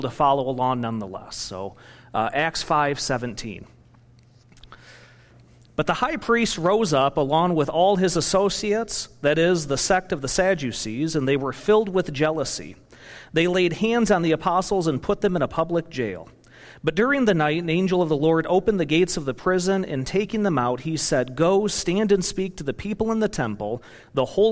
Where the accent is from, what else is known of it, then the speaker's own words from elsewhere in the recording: Michigan, United States; moved away as an adult; also born or lived in Kentucky / Indiana; now in Wisconsin, United States; I was born and raised in Michigan